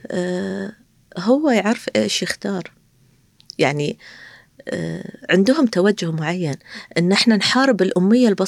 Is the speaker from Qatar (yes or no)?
yes; Qatar; أنا ك كابنة قطرية أو كقطرية أروح كتارة أي شيء أطلب من كتارة لا يرد لي طلب